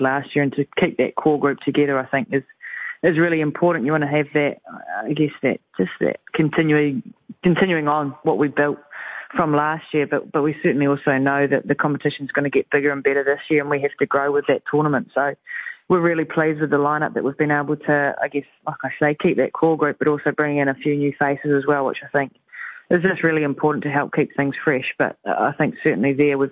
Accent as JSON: {"language": "English", "country": "New Zealand", "said": "us Kiwis"}